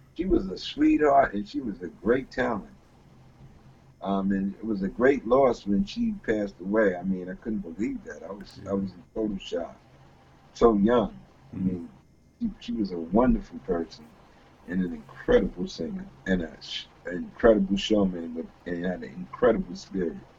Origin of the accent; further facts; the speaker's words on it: Atlantic coast, East Coast, United States; we're from the Atlantic coast